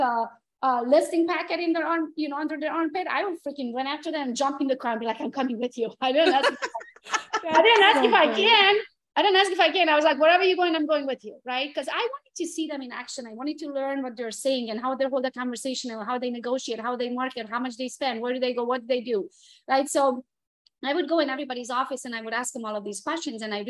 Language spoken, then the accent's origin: English; Transylvania, Romania; English is a second language; moved away as an adult; now in United States; I was born and raised in Transylvania, Romania, came to the US by myself in 2003.